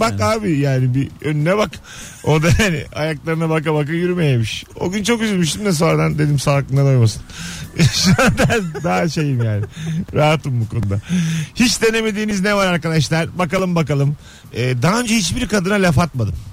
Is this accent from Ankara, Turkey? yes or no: no; Bursa, Turkey; Bursalıyım ben. yirmi sene yaşadım